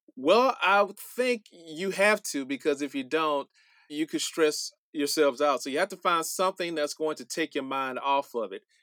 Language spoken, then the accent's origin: English; Montgomery, Alabama, United States; growing up in Alabama and Montgomery